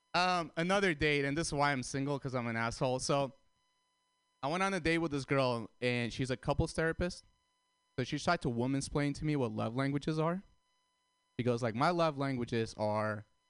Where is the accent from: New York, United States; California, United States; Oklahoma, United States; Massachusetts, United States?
California, United States; San Francisco; I'm from San Francisco